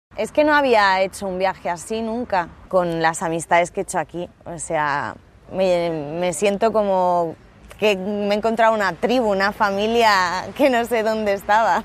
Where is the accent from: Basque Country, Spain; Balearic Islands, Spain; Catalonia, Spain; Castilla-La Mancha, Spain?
Catalonia, Spain; Barcelona; tengo 35 años y soy de Barcelona